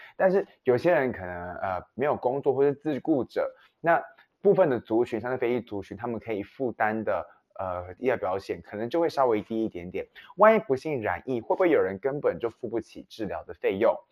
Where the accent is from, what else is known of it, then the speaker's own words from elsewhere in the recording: Taiwan; 身为台湾人